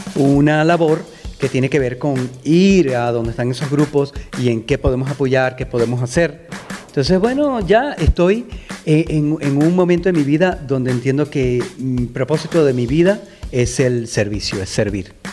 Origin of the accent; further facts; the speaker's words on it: Venezuela; moved away; also born or lived in United States; venezolano, eh, emigré a Estados Unidos